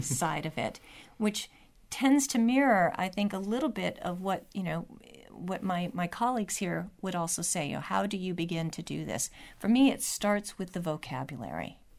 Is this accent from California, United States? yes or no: yes; California, United States; a Californian who, I thought I knew my history